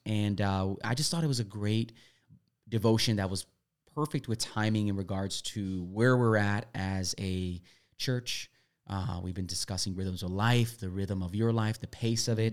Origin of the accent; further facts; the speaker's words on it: Milwaukee, Wisconsin, United States; moved away; I grew up in Milwaukee, Wisconsin